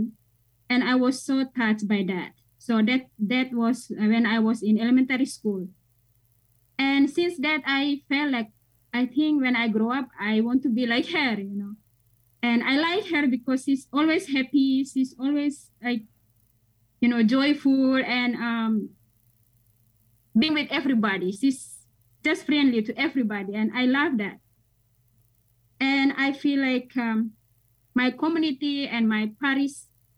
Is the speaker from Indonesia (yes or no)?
yes; Indonesia; moved away as an adult; now in United States; I'm from Indonesia